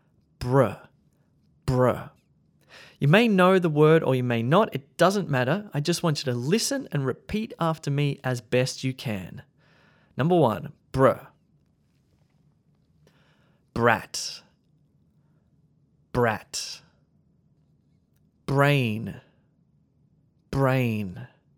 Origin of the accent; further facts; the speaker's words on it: Australia; accent: Australian; Keep in mind that my accent is Australian, but it's very neutral. Sometimes people can't guess where I'm from